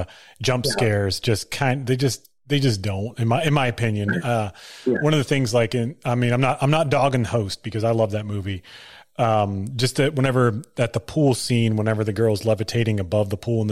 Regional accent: Pennsylvania, United States; now in Georgia, United States; I grew up in Pennsylvania, which was about an hour away from there.

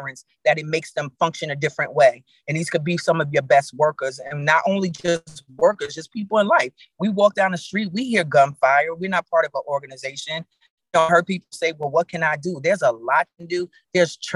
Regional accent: New York, United States; now in Atlanta, United States; I'm in Atlanta, I'm from New York

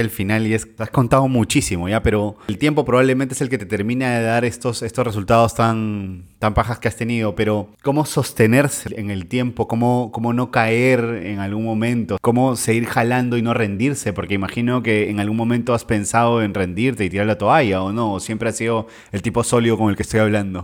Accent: Trujillo, La Libertad, Peru; crecí en, Trujillo, en Monserrate

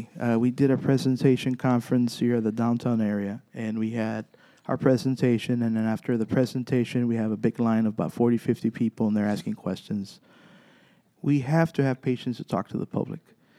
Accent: Zapata, Texas, United States; We go, we're from Zapata.

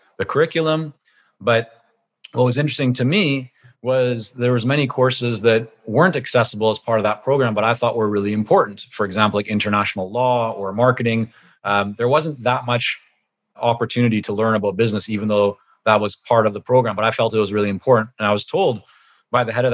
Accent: Vancouver, British Columbia, Canada; English is a second language; also born or lived in Toronto, Canada / Israel; we moved back to Canada, this time to Vancouver, when I was about 6.5 years old

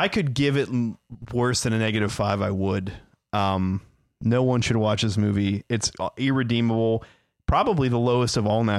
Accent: United States; as an American

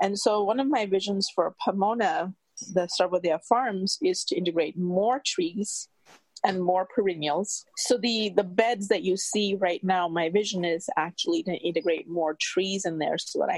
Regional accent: India; moved away; I'm from India

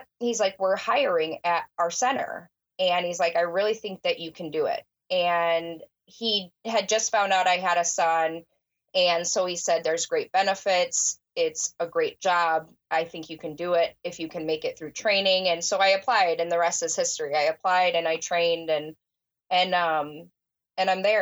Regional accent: Illinois, United States; also born or lived in Florida / suburbs of Chicago; I grew up in the area that I actually dispatch now

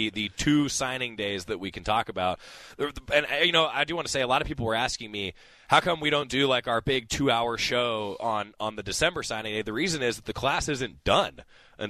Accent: Santa Cruz, California, United States; moved away as an adult; I grew up in Santa Cruz, California

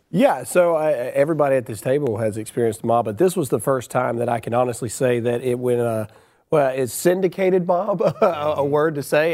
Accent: Mississippi, United States; I'm from Mississippi.

